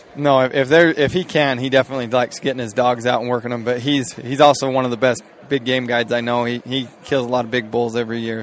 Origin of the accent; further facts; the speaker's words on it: Cleveland, Utah, United States; I'm from from Cleveland, Utah. So really small town.